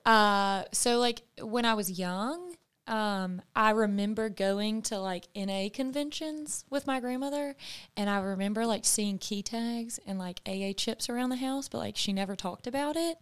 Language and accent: English; the South, United States; also born or lived in California; as a Southern woman, and that's just something that's been ingrained into me.